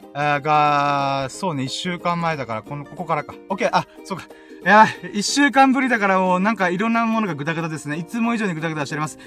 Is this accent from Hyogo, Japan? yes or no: no; Okinawa, Japan; 32年間沖縄で生まれ育って